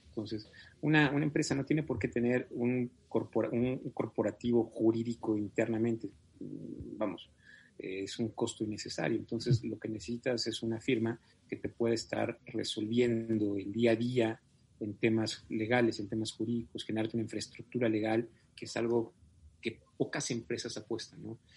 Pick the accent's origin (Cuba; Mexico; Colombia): Mexico